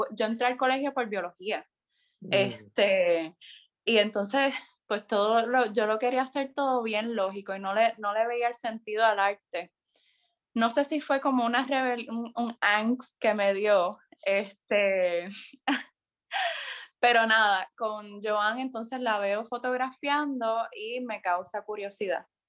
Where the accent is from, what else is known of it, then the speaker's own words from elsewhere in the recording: San Sebastián, Puerto Rico; also born or lived in Mayagüez; Mi pueblo de crianza, San Sebastián